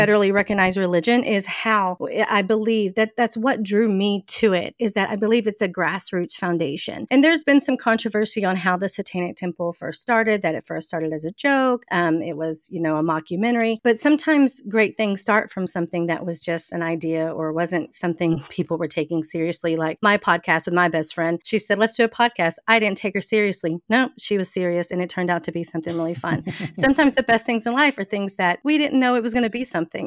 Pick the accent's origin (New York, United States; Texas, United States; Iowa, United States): Texas, United States; Mesquite; accent: Southern; moved away as an adult; now in New Orleans, United States; I was born, I was born in Texas, um, a little city right outside of, of Dallas, Texas called Mesquite. I lived there my entire life